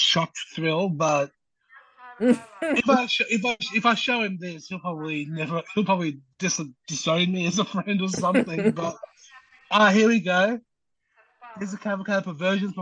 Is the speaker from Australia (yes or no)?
yes; Australia; as an Australian